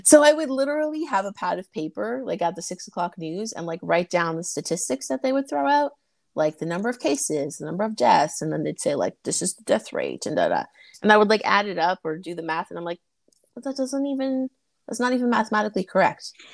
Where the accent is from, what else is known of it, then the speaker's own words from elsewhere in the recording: Toronto, Ontario, Canada; I am Canadian. I'm from Toronto.